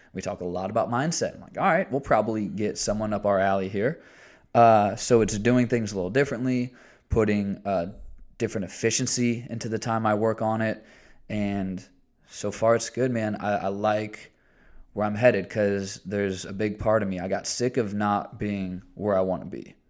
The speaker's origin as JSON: {"language": "English", "region": "Indiana", "country": "United States", "said": "I'm still from Indiana."}